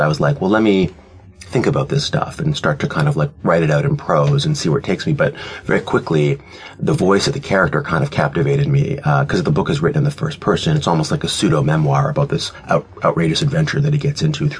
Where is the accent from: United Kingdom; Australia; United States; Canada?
Canada; I'm Canadian